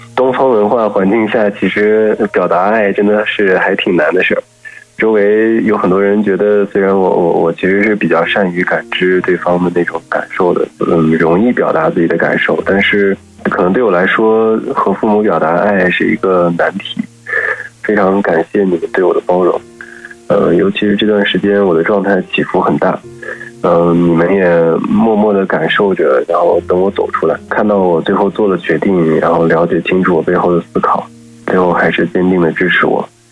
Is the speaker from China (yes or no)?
yes; Northwest China, China; moved away as an adult; also born or lived in Beijing; now in Hangzhou, China; 我是西北人，然后上学工作在北京时间比较久，大概十二年吧，然后后来来了杭州，大概在杭州待了四年